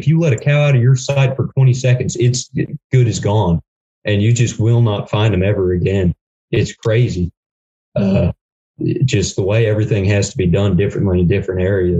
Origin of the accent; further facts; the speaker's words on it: Texas, United States; I spent 3 months up in Utah because I'm obviously from Texas